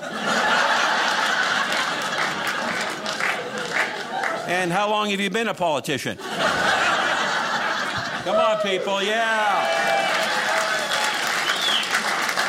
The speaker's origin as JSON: {"language": "English", "town": "Los Angeles", "region": "California", "country": "United States", "tie": "born or raised there", "said": "I was born and raised in Los Angeles"}